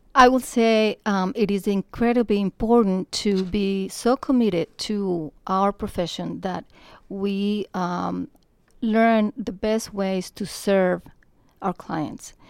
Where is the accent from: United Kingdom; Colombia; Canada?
Colombia; moved away; I am from Colombia, South America. I have been here thirty-seven years